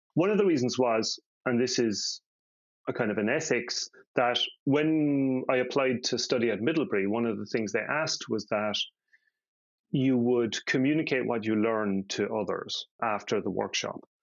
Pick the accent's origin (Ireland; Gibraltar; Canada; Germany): Ireland; now in Denmark; I grew up in Catholic Ireland